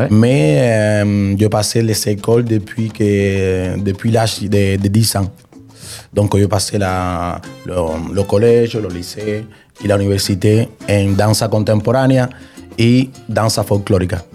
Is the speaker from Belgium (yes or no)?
no; Cuba; now in Marseille, France; Je suis cubain. Cubain, donc complet. Tu es né à Cuba, c'est ça Oui, je suis né à Cuba.